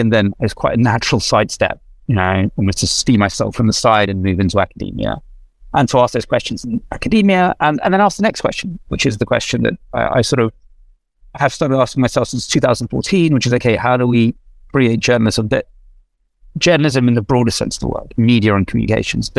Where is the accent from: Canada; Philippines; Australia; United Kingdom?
United Kingdom; London; moved away as an adult; also born or lived in Kyiv, Ukraine / Moscow, Russia; now in United States; I ended up growing up in London because my dad got a job at the BBC World Service. So I'm accidentally British